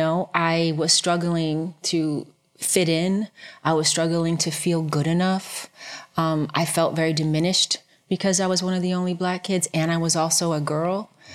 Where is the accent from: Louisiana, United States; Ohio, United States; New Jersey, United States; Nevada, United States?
Ohio, United States; Cleveland; I was born in Cleveland, Ohio, well, a suburb of Cleveland, Ohio.